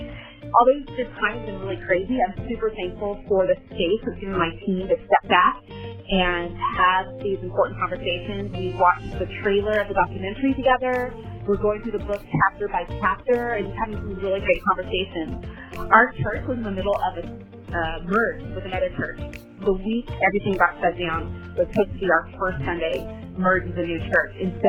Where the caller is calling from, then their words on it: San Diego, California, United States; I am calling in from San Diego, California.